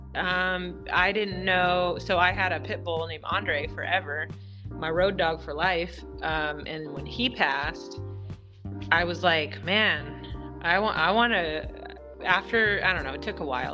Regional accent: Washington, United States; moved away; we're from Washington State originally.

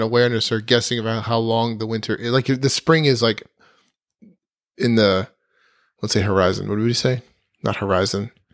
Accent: New Jersey, United States; moved away; also born or lived in New York / Vermont; I grew up in Central Jersey

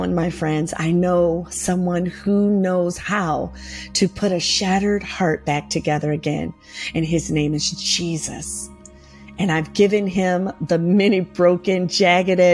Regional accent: Michigan, United States; moved away; I was born and raised in Michigan

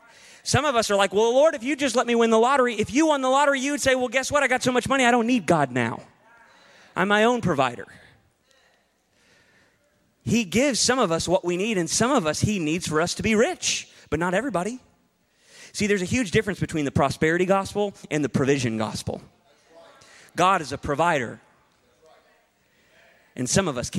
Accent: United States; I'm an American

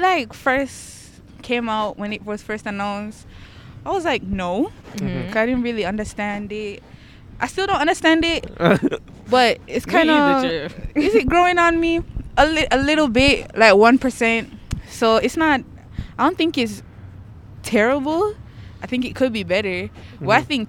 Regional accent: Jamaica; now in Brampton, Canada; I'm from Jamaica too, but I stay in Brampton.

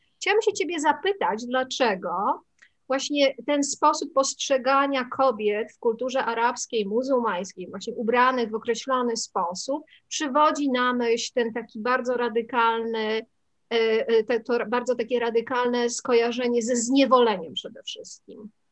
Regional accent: Poland; urodziłam się w Polsce

